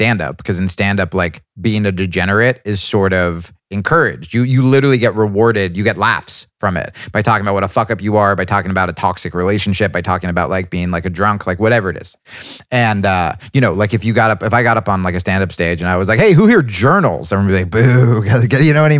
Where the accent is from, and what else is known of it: New Jersey, United States; born or raised there